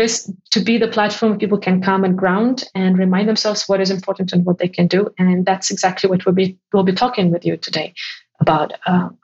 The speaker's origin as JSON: {"language": "English", "country": "Ukraine", "moved": "yes", "said": "my home country."}